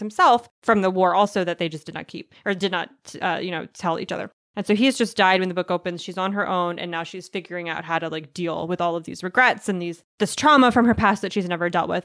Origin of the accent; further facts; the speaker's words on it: United States; I'm an American